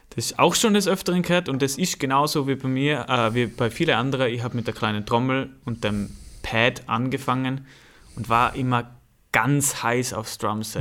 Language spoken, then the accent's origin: German; Ehenbichl, Tyrol, Austria; accent: Tyrolean; now in Vorarlberg, Austria; ich wurde geboren in einem Ort, der heißt Ehenbichel.